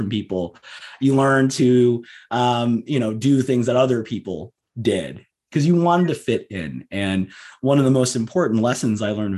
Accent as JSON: {"language": "English", "region": "Southern California", "country": "United States", "tie": "born or raised there", "said": "I grew up in Southern California"}